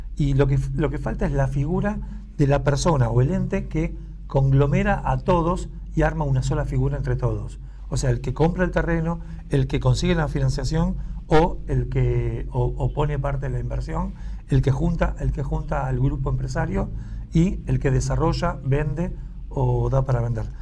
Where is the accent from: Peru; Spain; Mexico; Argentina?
Argentina; Buenos Aires; nosotros que somos de Buenos Aires